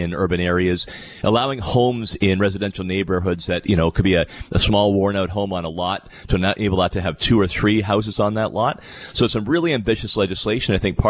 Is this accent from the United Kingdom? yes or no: no; West Lincoln, Ontario, Canada; my hometown in West Lincoln.